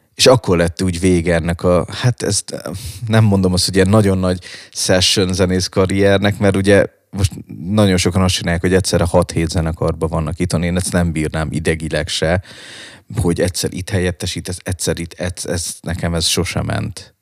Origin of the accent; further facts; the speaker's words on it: Balatonfüred, Veszprém County, Hungary; moved away; also born or lived in Budapest; Füredről jöttem, ugye én Balatonfüredről, mhm. és hirtelen belecseppentem ebbe a pesti underground szénába